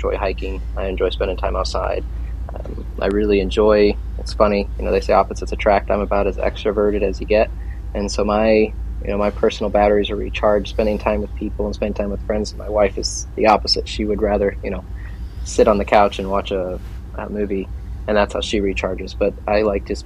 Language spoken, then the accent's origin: English; Plymouth, Indiana, United States; also born or lived in Chicago, Illinois / Hickory, North Carolina; I grew up here in Plymouth, small town